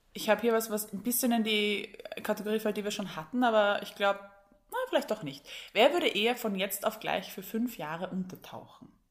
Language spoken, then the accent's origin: German; Vienna, Austria; bei uns in Wien